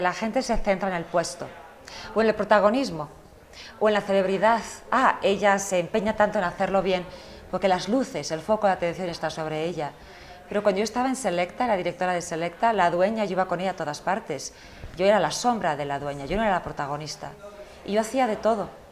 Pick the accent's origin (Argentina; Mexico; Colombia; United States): United States; also born or lived in Spain; yo nací en España, pero crecí en Estados Unidos